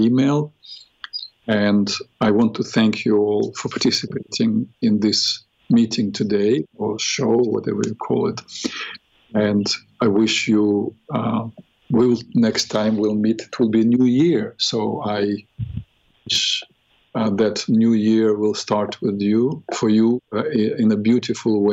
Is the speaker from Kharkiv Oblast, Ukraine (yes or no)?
no; Odesa, Odesa Oblast, Ukraine; first language Russian; English is a second language; moved away; I grew up in Ukraine, speaking Russian language, because Odessa is really a Russian city